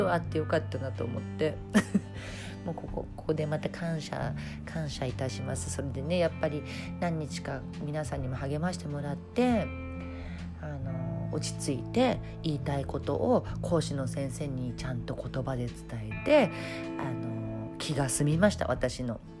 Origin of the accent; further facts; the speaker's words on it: Tokyo, Japan; 私とかはちょっと両親も東京の人だったんでね